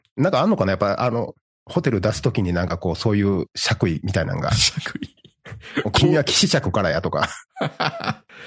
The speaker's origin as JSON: {"language": "Japanese", "region": "Osaka", "country": "Japan", "tie": "born or raised there", "said": "もともと大阪の京橋っていうところに、あの、生まれ育ってる"}